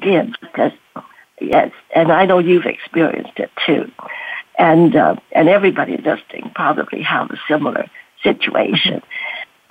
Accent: Canada; also born or lived in Canton, China; grow up in Canada

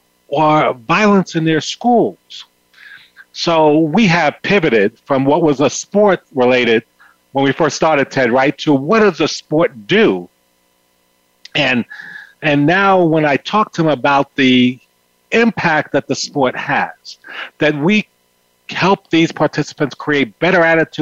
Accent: New York City, New York, United States; I grew up in the South Bronx.

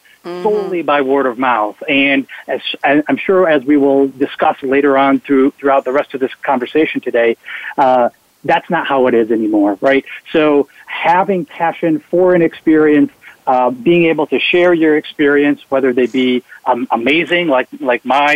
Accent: Wisconsin, United States; I grew up in Wisconsin

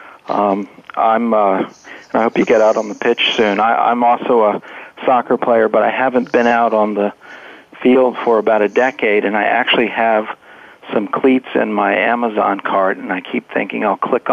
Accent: Richmond, Virginia, United States; I grew up in Richmond, and my my parents are from North Carolina

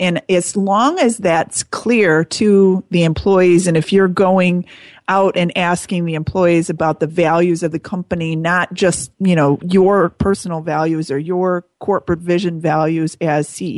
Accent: Chicago, Illinois, United States; growing up in the Chicago area

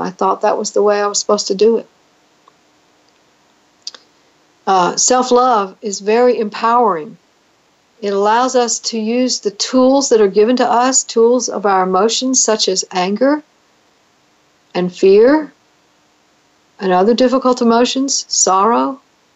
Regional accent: United States; as an American citizen

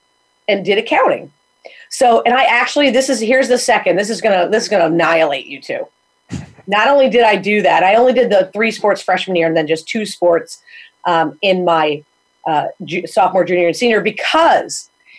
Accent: Chaplin, Connecticut, United States; now in Windham, United States; Itty bitty. Fine with me. Love it. Never leave, probably. I live in Windham now, which is about 3 miles from there.

